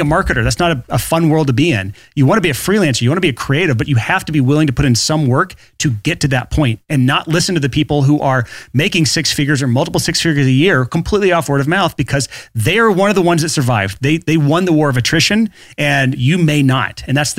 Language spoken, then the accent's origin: English; Alabama, United States; I'm from Alabama